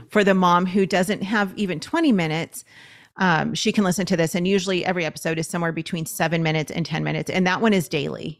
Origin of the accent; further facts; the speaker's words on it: Los Angeles, California, United States; We're from Los Angeles, and so we were looking at the L A County school system